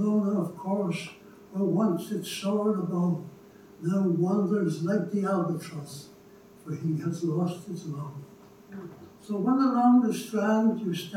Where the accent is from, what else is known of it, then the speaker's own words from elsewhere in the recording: Dublin, Leinster, Ireland; Growing up on Bishop Street